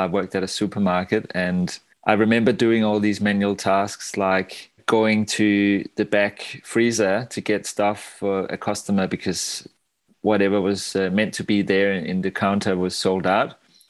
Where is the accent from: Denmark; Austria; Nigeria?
Denmark; English is a second language; now in Australia; when I moved to Australia from Denmark many years, even though the cultures are quite similar, I had some cultural faux pas now and then, where I would say things that might be normal in Denmark, but not so normal here.